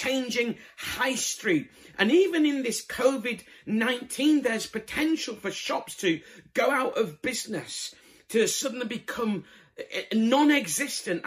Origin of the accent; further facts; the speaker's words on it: Bradford, Yorkshire and the Humber, United Kingdom; moved away; I'm originally from Bradford